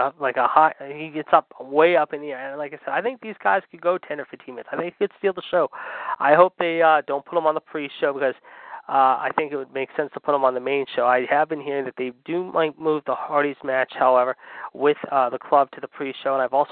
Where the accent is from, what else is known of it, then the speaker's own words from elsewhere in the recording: Pittsburgh, Pennsylvania, United States; my hometown of Pittsburgh